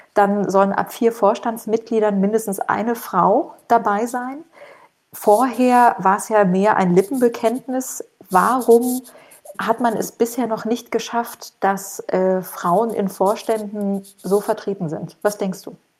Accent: East Germany, Germany; now in Frankfurt, Germany; ich komme ja auch aus dem Osten

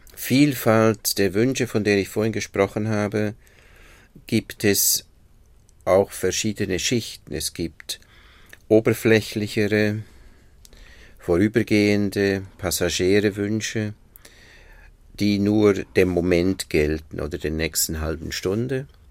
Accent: Bern, Switzerland; moved away as an adult; now in Berlin, Germany; ich bin in einem Vorort von Bern groß geworden

